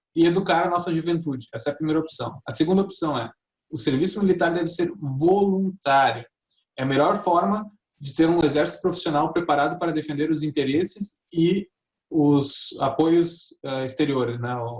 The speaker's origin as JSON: {"language": "Portuguese", "country": "Brazil", "said": "como brasileiro"}